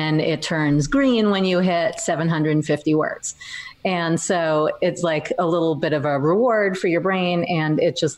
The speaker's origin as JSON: {"language": "English", "region": "New York", "country": "United States", "tie": "born or raised there", "said": "memoir about growing up in New York as a dork."}